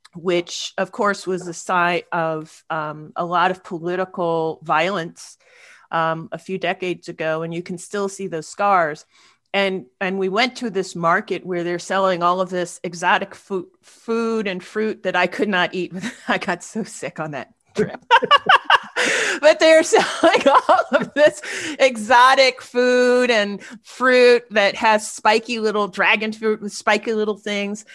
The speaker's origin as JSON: {"language": "English", "country": "United States", "said": "I'm a black person, I'm an academic, I'm an American"}